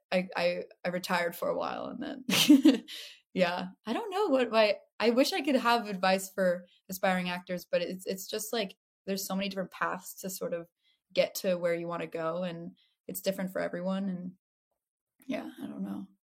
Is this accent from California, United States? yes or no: yes; Los Angeles, California, United States; I have my whole my own relationship to LA than uh, since I grew up here